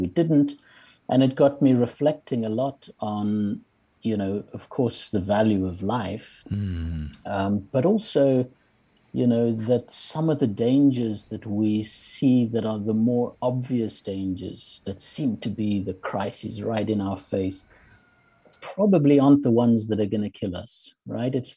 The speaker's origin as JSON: {"language": "English", "country": "South Africa", "tie": "born or raised there", "also_born_or_lived": "Zimbabwe", "moved": "yes", "said": "I grew up and lived many years in South Africa."}